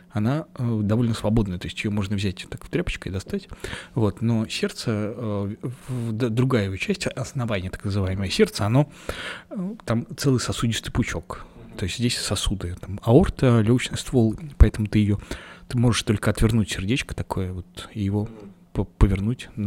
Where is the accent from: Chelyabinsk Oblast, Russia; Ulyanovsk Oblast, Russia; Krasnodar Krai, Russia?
Ulyanovsk Oblast, Russia; Ulyanovsk; Мне тоже было странновато, потому что я приехал из Ульяновска, а там, ну, то есть там...